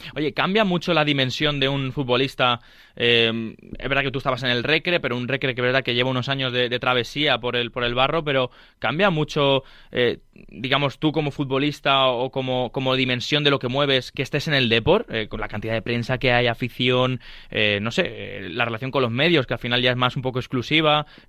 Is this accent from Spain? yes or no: yes; Leganés, Community of Madrid, Spain; yo soy de, aquí de Madrid, bueno, de Leganés